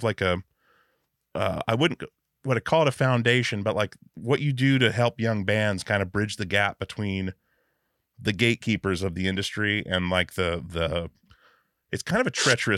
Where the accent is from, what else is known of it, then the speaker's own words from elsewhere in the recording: Alaska, United States; now in Portland, United States; I grew up in Alaska, so like, I've been in Portland since 2000